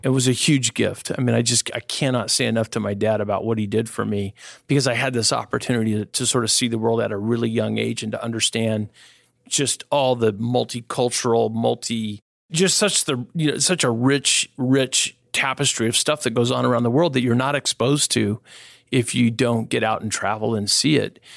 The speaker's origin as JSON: {"language": "English", "region": "Northern California", "country": "United States", "tie": "born or raised there", "said": "I was born and raised here in Northern California"}